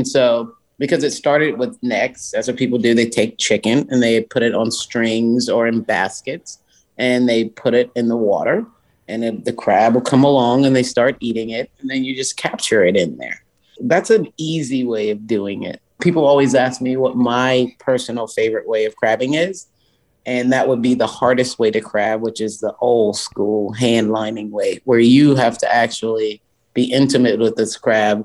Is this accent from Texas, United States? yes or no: no; Charleston, South Carolina, United States; born or raised there